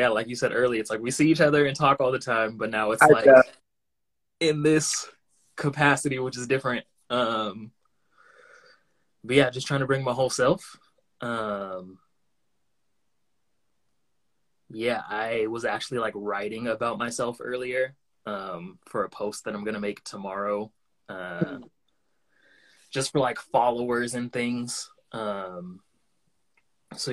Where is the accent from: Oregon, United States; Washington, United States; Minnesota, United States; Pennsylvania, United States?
Washington, United States; Tacoma; moved away; growing up in Tacoma